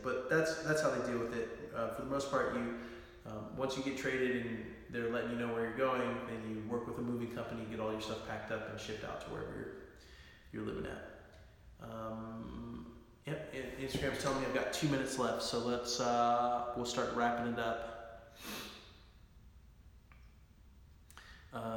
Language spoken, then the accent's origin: English; Bakersfield, California, United States; I was born and raised in Bakersfield